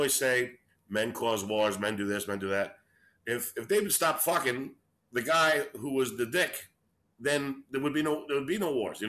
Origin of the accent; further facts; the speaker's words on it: New York City, New York, United States; moved away as an adult; also born or lived in Brooklyn, New York; now in Los Angeles, United States; I was born in Brooklyn, and I was raised in Queens.